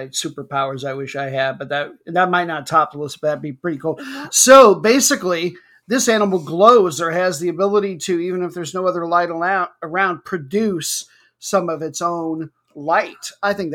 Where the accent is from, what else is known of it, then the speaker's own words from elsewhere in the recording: Iowa, United States; moved away; we're originally from Iowa